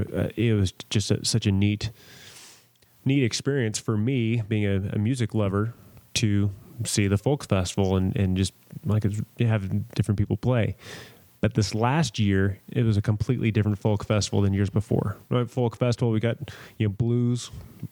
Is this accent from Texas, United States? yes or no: no; San Diego, California, United States; moved away; growing up in San Diego